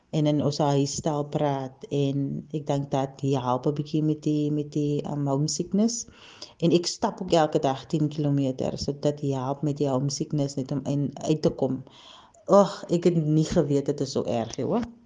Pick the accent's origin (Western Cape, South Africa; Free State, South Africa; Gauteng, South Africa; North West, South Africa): Western Cape, South Africa; Cape Town; moved away as an adult; also born or lived in Kuils River; now in Germany; Ek is gebore en getoe in die Kaap op die Kaapse vlakte. Ek het so tussen Mitchells Plain en Parkwood groot geword